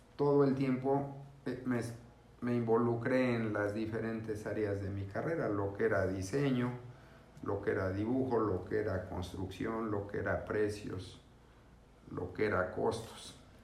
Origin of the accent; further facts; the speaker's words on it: Mexico City, Mexico; yo soy de la Ciudad de México, vengo de una familia numerosa